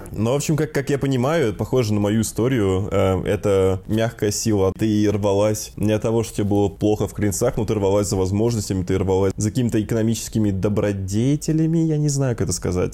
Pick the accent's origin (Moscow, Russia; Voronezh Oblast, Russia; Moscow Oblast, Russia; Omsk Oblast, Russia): Voronezh Oblast, Russia; Voronezh; когда я рос в Воронеже